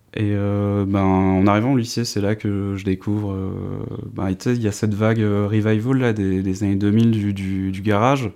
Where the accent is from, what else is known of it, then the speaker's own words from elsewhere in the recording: north-east France, France; now in Dijon, France; j'habite euh, à Dijon, mais je suis originaire du nord-est de la France